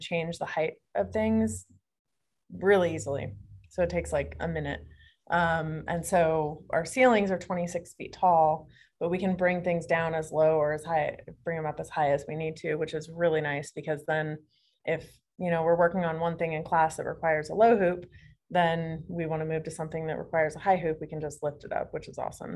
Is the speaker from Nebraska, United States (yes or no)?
no; Phoenix, Arizona, United States; moved away; I'm from Phoenix